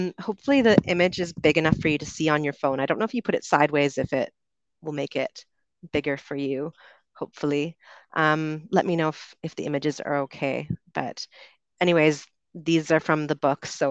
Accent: Canada; accent: Canadian; moved away as an adult; also born or lived in United Kingdom; I grew up in Canada and I moved to the UK when I was 22.

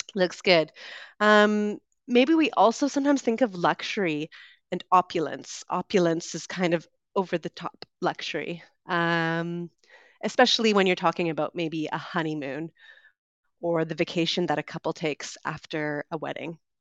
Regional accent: West Coast of Canada, Canada; moved away as an adult; also born or lived in London, United Kingdom; I'm originally from Canada. I grew up on the West Coast

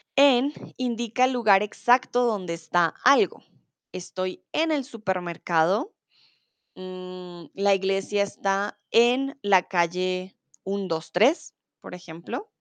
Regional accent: Bogotá, Colombia; now in Germany; Soy de Colombia, de la capital de Bogotá. Comúnmente vivo en Alemania

